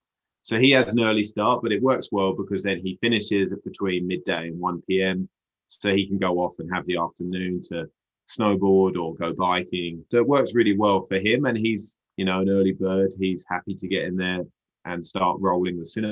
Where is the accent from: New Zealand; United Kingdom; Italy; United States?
United Kingdom; now in Whistler, Canada; we brought the British to British Columbia